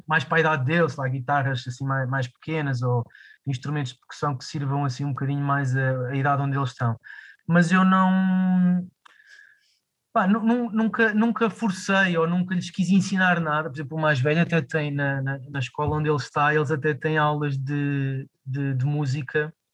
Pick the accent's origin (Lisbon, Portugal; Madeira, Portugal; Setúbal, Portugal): Lisbon, Portugal; eu cresci aqui em Lisboa